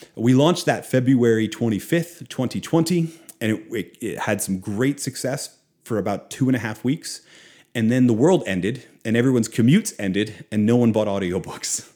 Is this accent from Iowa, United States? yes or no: no; Philadelphia, Pennsylvania, United States; also born or lived in outside Boston, Massachusetts; now in Oklahoma, United States; was born in Philadelphia. Uh, I grew up outside of Boston for a time.